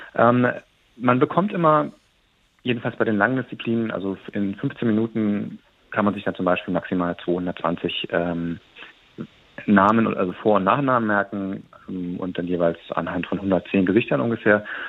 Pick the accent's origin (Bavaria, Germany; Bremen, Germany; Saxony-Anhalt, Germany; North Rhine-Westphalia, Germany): Bavaria, Germany; Munich; meiner Heimatstadt München